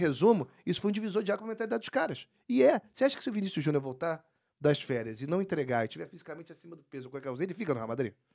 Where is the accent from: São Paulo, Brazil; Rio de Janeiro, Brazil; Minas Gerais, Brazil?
Rio de Janeiro, Brazil; sou do, do Recreio, sou do Rio. É, eu até morei antes é, em outro lugar, mas cheguei no Recreio em 93, com 5 anos. Então, sou do Recreio